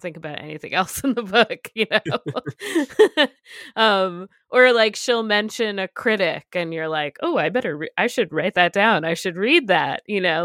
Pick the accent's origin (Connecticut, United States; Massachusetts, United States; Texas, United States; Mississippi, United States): Connecticut, United States; moved away; also born or lived in New York City; I grew up in Connecticut